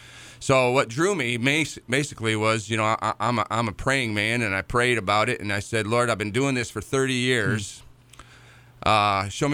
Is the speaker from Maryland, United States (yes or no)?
no; the Adirondacks in northern New York, United States; moved away as an adult; also born or lived in Central Virginia; now in Forest, Virginia, United States; growing up in the Adirondacks in northern New York. I moved here 13 years ago to Central Virginia.